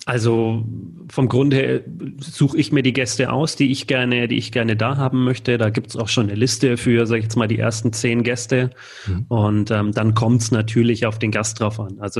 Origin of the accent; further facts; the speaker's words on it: Munich, Bavaria, Germany; als Münchener äh, Paulaner Spezi, das ist einfach hier